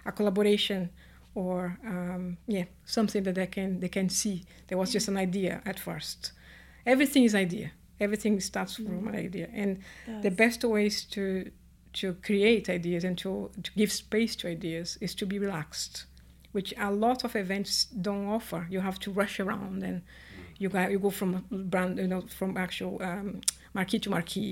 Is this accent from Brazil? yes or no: yes; Brazil; moved away as an adult; now in United Kingdom; I was born in Brazil, raised in Brazil, and my mom was Italian, my dad Portuguese, and then I've been in the UK for 20 years.